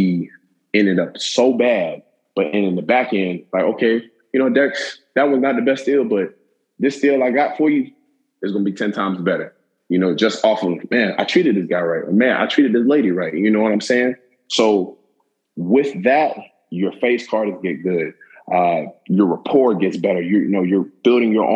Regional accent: Tallahassee, Florida, United States; growing up in Tallahassee

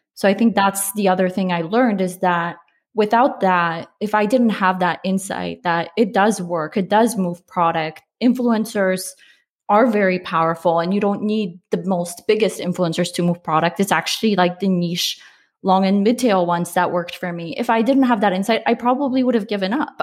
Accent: Poland; I'm Polish. I was born in Poland

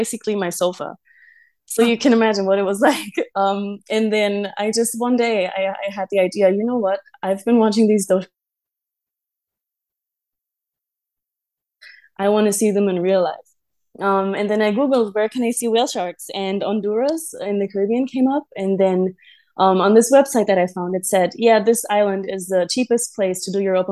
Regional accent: Germany; moved away as an adult; now in Nusa Lembongan, Indonesia; I was born and raised in Germany

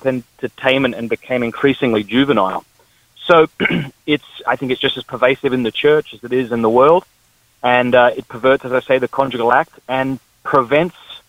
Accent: Australia; moved away; I'm from the Deep South, that is Australia

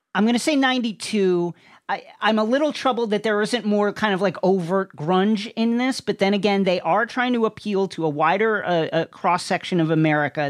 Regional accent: New York City, New York, United States; now in Los Angeles, United States; I will admit my bias as a New Yorker

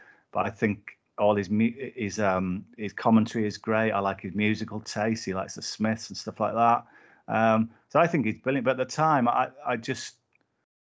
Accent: Whitehaven, North West England, United Kingdom; I grew up in Whitehaven in Cumbria

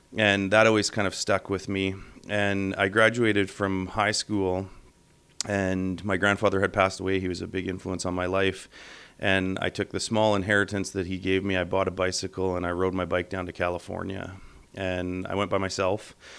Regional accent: Winnipeg, Manitoba, Canada; also born or lived in Thompson, Manitoba / Verdun; I'm a Winnipeager. Uh, I've spent most of my life here. I was born in Thompson, lived in Verdun. Uh, my consciousness kind of comes into being with the pump jacks of South uh, western Manitoba

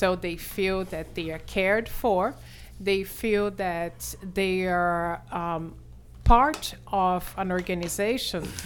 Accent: Brazil; accent: Brazilian; English is a second language; now in New York, United States; I'm a Brazilian actuary.

